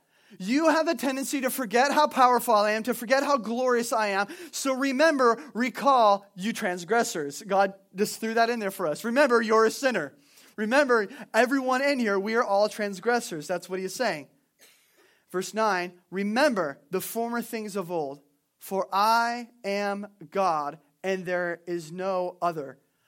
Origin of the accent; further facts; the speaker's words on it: California, United States; I was raised in Southern California, and there's a city there.